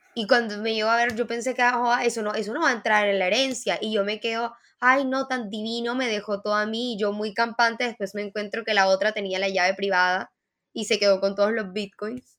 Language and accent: Spanish; Mexico; now in Colombia; yo nací en México